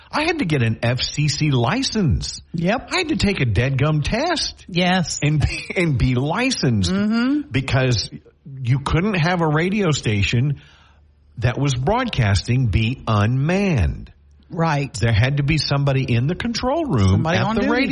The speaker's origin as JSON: {"language": "English", "town": "Shreveport", "region": "Louisiana", "country": "United States", "tie": "born or raised there", "said": "I was born in Shreveport. Right. I lived here all my life, but I don't sound like this"}